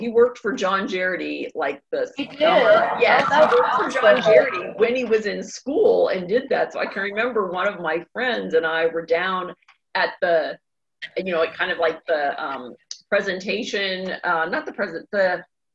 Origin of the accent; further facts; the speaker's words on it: Pittsburgh, Pennsylvania, United States; I grew up in Pittsburgh